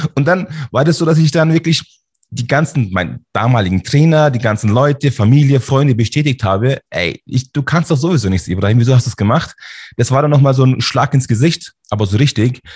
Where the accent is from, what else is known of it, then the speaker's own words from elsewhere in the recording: Munich, Bavaria, Germany; Also ich bin hier in München geboren, Schwabing. Ah, ich bin sozusagen ein türkischer Bayer.